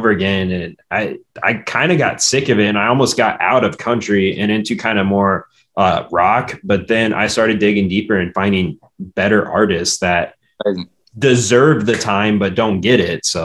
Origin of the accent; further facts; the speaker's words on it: Omaha, Nebraska, United States; two boys that grew up in the suburbs of Omaha.